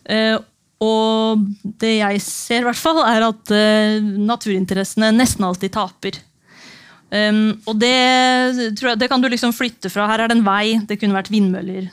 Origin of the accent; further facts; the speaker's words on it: Notodden, Vestfold og Telemark, Norway; moved away; da jeg tok det radikale valget å flytte tilbake til eh, hjembyen min Notodden for fire år siden